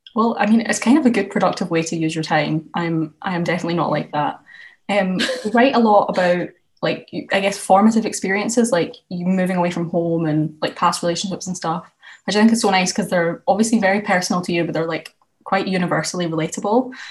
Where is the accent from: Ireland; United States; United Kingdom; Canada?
United Kingdom; Scotland; now in Edinburgh, United Kingdom; i'm from scotland as well um and I think like moving away from home is something that's like had quite a big impact on me. I've moved from like the west coast to the east coast